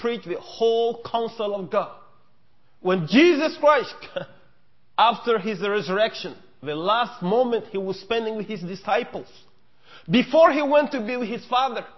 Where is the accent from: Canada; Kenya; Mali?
Mali; first language Mienka; English is a second language; On behalf of Malian people